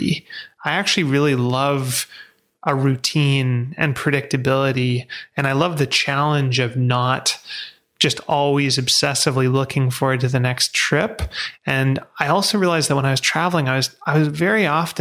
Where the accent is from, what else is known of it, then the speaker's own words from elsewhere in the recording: Vancouver, British Columbia, Canada; I grew up in Vancouver